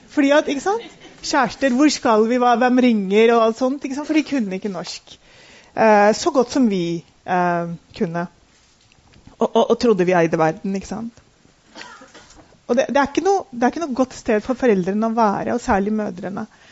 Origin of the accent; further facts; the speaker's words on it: Oslo, Norway; Jeg er født og oppvokst i Oslo